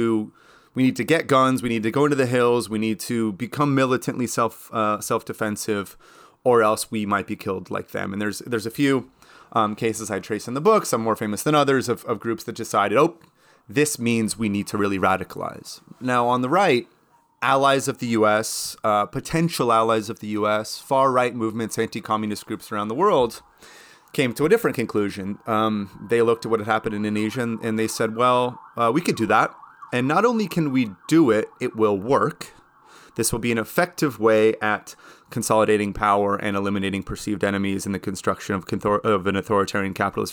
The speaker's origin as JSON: {"language": "English", "country": "United States", "said": "I'm American"}